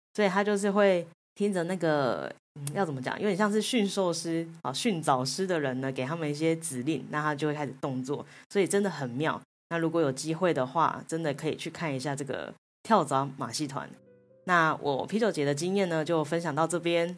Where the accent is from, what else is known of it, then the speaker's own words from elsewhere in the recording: Taiwan; 那亚洲的话呢，就只有我一个台湾人